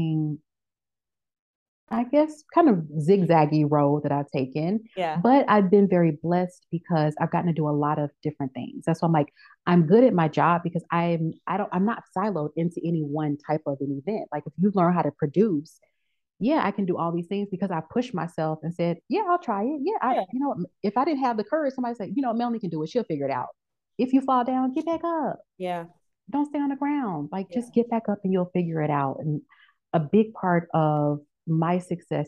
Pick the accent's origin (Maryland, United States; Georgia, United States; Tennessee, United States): Tennessee, United States; Memphis; moved away as an adult; also born or lived in Texas / New Orleans; now in Atlanta, United States; I grew up in Memphis, Tennessee